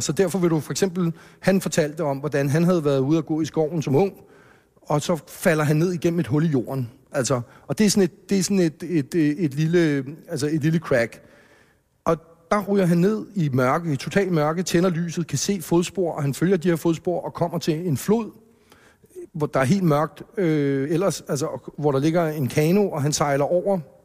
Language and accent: Danish; Hellerup, Capital Region of Denmark, Denmark; born or raised there